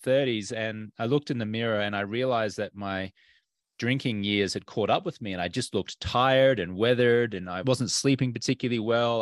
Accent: Australia; moved away as an adult; now in United States; I'm an Australian American. And when I grew up in Australia

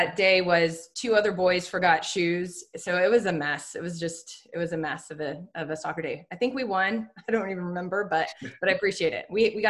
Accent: San Francisco, California, United States; moved away as an adult; now in Austin, United States; I grew up in the Bay Area, San Francisco, went to college at UC Santa Barbara, and I came home to get started in my career after school.

